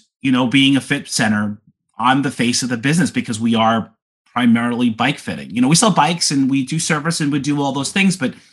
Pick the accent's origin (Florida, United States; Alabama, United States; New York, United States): New York, United States; Long Island; I grew up in New York on Long Island.